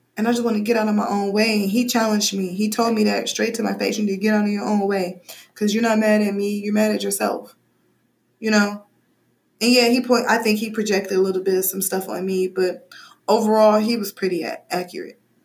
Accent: Midwest, United States; I'm from the Midwest in a very black environment

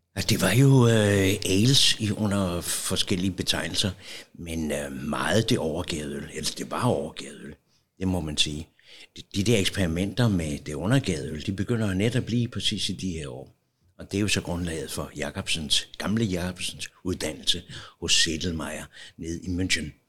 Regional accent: Copenhagen, Capital Region of Denmark, Denmark; Jeg er født her i Valby, meget tæt på

